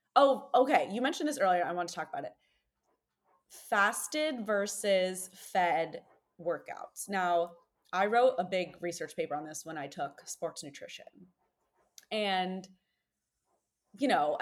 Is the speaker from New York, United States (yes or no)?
yes; New York, United States; as a New Yorker